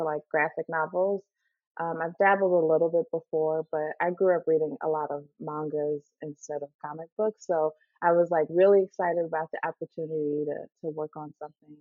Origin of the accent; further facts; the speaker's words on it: Chicago, Illinois, United States; moved away as an adult; now in Los Angeles, United States; I'm originally from Chicago. I've been in LA for about almost 9 years now